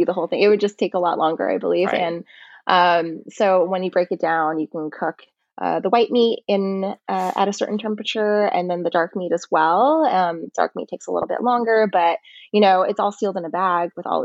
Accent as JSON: {"language": "English", "region": "Texas", "country": "United States", "also_born_or_lived": "New York", "moved": "as an adult", "said": "I'm originally from Texas, I moved to New York for college."}